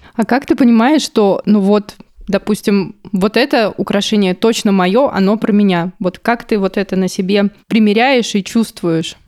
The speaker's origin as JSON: {"language": "Russian", "region": "Buryatia", "country": "Russia", "said": "я из Бурятии, у нас там рядом Монголия"}